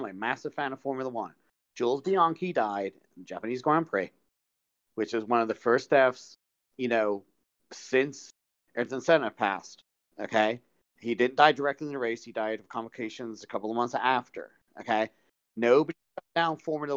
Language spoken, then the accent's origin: English; England, United Kingdom; moved away; growing up where I grew up in England